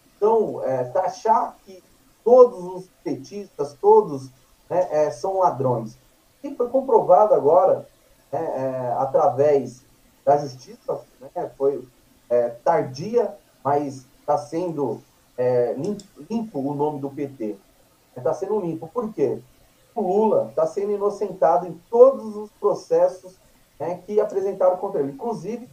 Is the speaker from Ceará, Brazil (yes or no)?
no; Guarulhos, São Paulo, Brazil; moved away as an adult; also born or lived in Espírito Santo; now in Suzano, Brazil; eu venho para São Paulo com a minha família, com, eu tinha sete anos de idade, é, fui para morar em Guarulhos, então uhum. ali em Guarulhos estudei